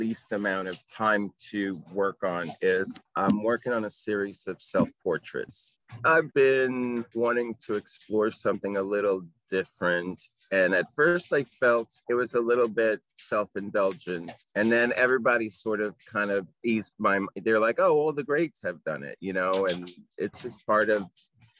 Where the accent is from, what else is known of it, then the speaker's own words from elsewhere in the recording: Puerto Rico; moved away; I am from Puerto Rico. I have a Latin Caribbean upbringing.